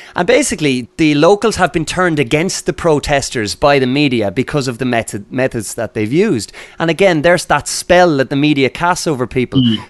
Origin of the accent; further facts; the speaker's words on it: Ireland; we're both Irish and we're speaking from Ireland at the moment